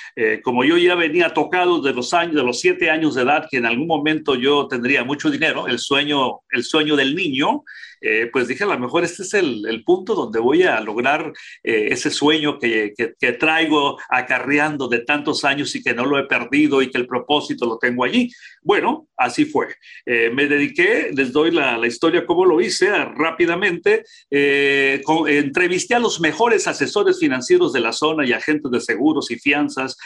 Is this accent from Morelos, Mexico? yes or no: no; Nayarit, Mexico; also born or lived in Tijuana; now in United States; soy mexicano, eh, nací en el estado de Nayarit.